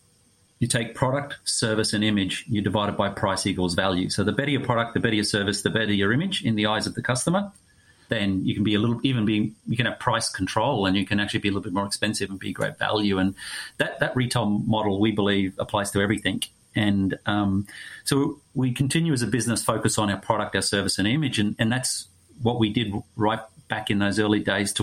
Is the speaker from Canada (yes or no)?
no; Australia; as an Australian